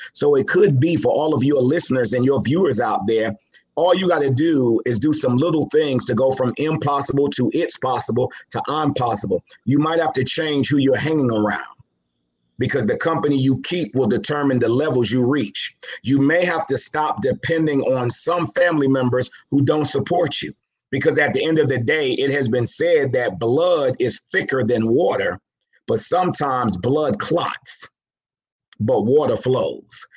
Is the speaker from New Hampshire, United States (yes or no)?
no; New York City, New York, United States; also born or lived in Savannah, Georgia; raised in Jamaica, Queens, New York